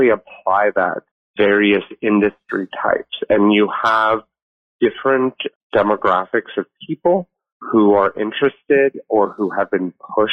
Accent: Los Angeles, California, United States; also born or lived in Asia / Singapore; I'm a native Angeleno. I grew up here in Los Angeles

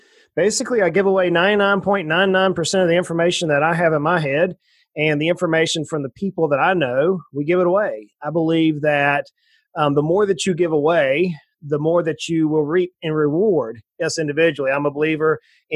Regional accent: South Georgia, United States; moved away as an adult; also born or lived in Knoxville, Tennessee; now in Tennessee, United States; So I grew up in South Georgia in the swamps of South Georgia, right on the ocean on the east coast of the United States, and moved up here to Tennessee after marrying my wife.

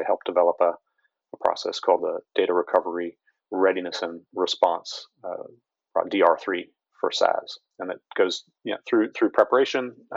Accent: Baltimore, Maryland, United States; I'm from Baltimore, or that's my home, and so Baltimore City and the schools have been hit again and again

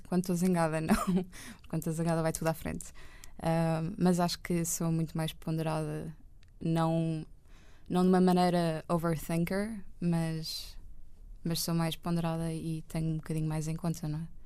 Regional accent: Lisbon area, Portugal; also born or lived in Benfica, Lisbon / Estoril; Eu nasci em Benfica, acho uhum. eu mas depois vivi no Estoril com o meu pai e com a minha mãe e com a minha irmã Marta uhum. durante dois anos

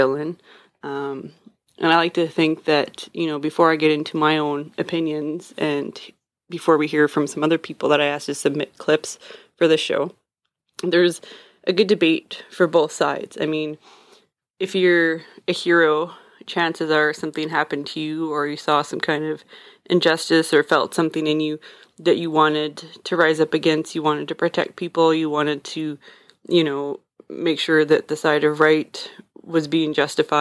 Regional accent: Canada; I'm Canadian

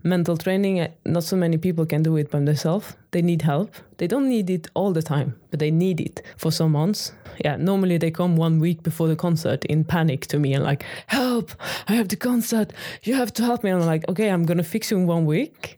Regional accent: Sweden; first language Swedish; English is a second language; moved away as an adult; now in Maastricht, Netherlands; I am Swedish

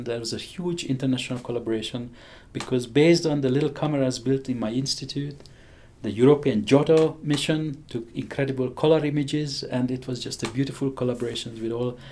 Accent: Hungary; accent: strange; English is a second language; moved away as an adult; I have a strange accent. I grew up in Hungary.

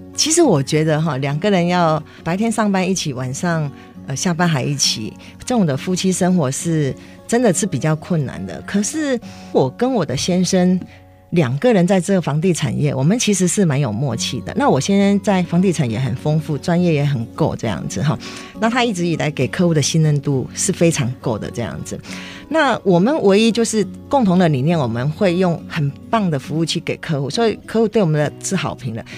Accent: Kinmen County, Taiwan; moved away; also born or lived in Zhubei; 我是金门人，我爸爸生了七个小孩，然后我是老二

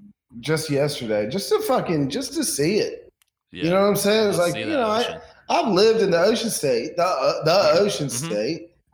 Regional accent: South Carolina, United States; I grew up on South Carolina beaches.

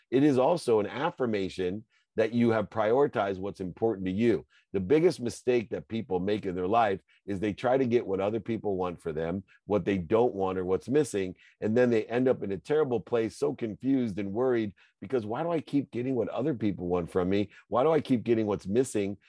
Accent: Akron, Ohio, United States; I grew up, I had a single mom, my dad left when I was five. I lived in Akron, Ohio, great place to be from

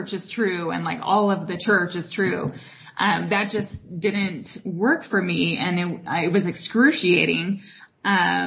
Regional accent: Arizona, United States; moved away as an adult; also born or lived in New York; I grew up in Arizona

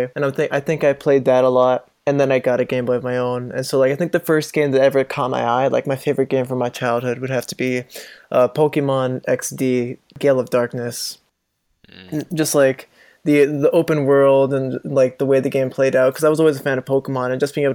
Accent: Miami, Florida, United States; moved away; I'm from Miami, Florida, and I go to Bradley

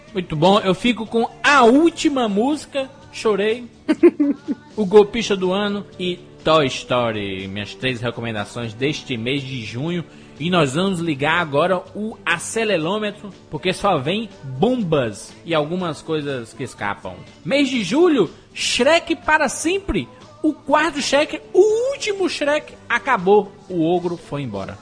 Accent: Brazil; eu sou brasileiro.

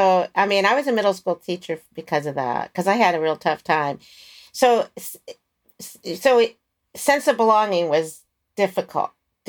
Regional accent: Maryland, United States; moved away; I'm from Maryland.

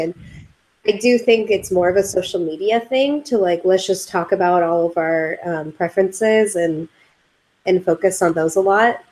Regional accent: California, United States; we're we're from California, so it was pretty cold for us.

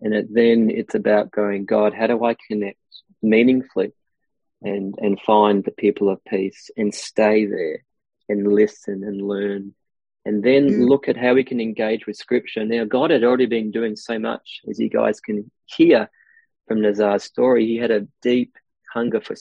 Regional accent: Australia; I am Aussie.

